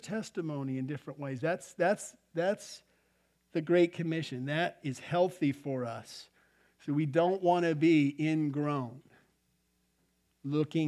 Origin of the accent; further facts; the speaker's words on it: Albuquerque, New Mexico, United States; I grew up in Albuquerque.